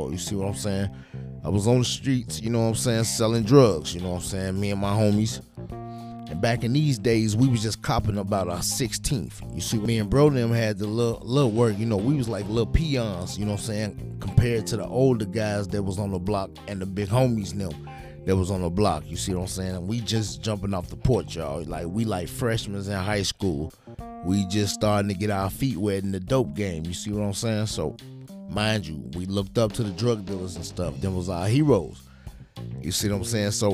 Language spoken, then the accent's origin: English; Chicago, Illinois, United States; I am from Chicago, Illinois.